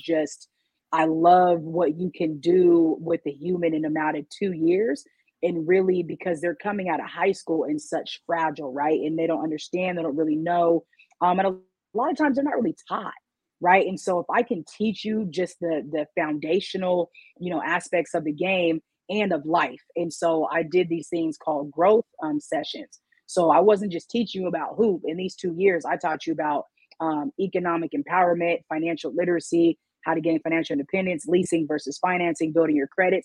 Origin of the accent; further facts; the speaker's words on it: Washington, United States; I'm from Washington State